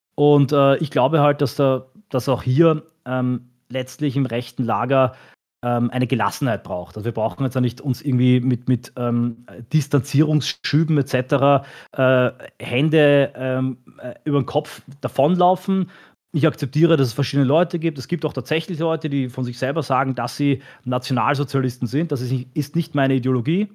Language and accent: German; Austria; ich bin als Österreicher